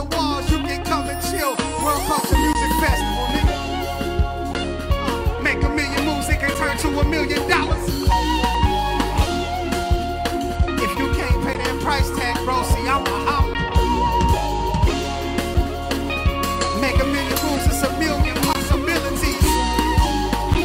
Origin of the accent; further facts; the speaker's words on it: Tulsa, Oklahoma, United States; I'm from Tulsa, Oklahoma. North Tulsa to be exact.